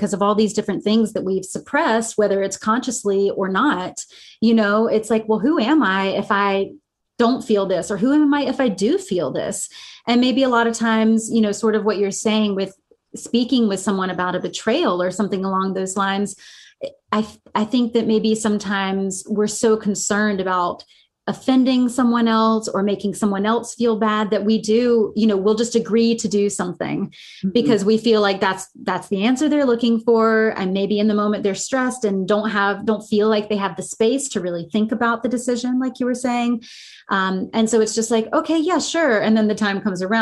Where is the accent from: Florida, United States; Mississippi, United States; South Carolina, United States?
South Carolina, United States; born or raised there